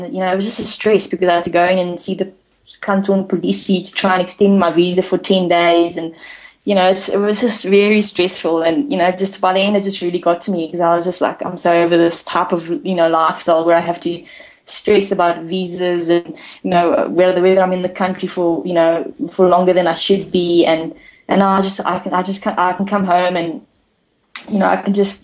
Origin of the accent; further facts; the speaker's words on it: Bloemfontein, Free State, South Africa; growing up here, going to UNICE throughout, you know, from grade one to, you know, all the way through to matric